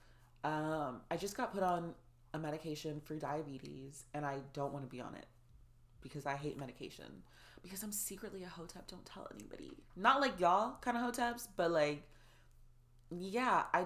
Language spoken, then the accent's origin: English; Orlando, Florida, United States; moved away as an adult; also born or lived in Atlanta; I grew up in Orlando